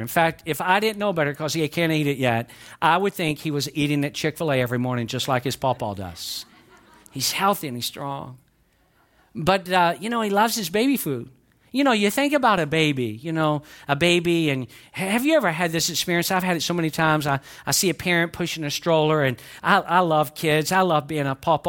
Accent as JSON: {"language": "English", "region": "the South", "country": "United States", "accent": "southern", "said": "I'm from the South, but I can speak, I can speak quick when I need"}